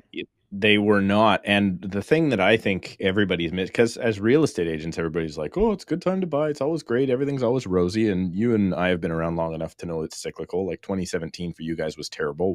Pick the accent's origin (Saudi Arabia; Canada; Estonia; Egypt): Canada; Surrey, British Columbia; I am born and raised in Surrey, B C, which is about thirty minutes outside of Vancouver